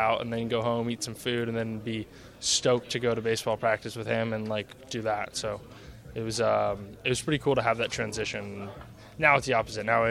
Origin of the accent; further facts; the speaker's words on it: Marin County, California, United States; I'm fourth generation from Marin